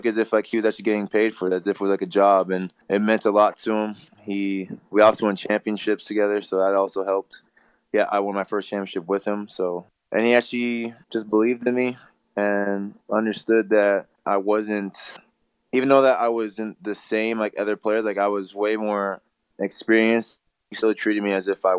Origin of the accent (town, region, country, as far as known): Canada